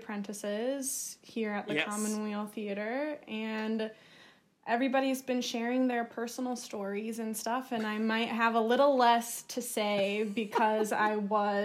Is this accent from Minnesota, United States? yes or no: yes; Chatfield, Minnesota, United States; also born or lived in Lanesboro, Minnesota; I am from Chatfield, like I said, so that's about a half an hour away from Lanesboro.